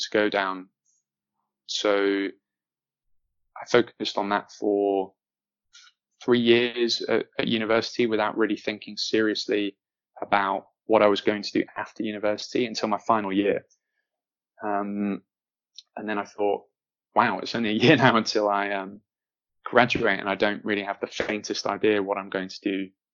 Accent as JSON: {"language": "English", "town": "Manchester", "region": "North West England", "country": "United Kingdom", "tie": "born or raised there", "said": "I grew up in Manchester, had a pretty stable and normal and happy upbringing"}